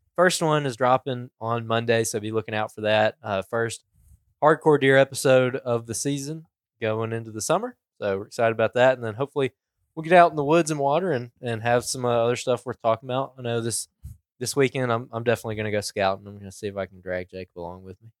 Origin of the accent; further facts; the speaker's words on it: Alabama, United States; we're from Alabama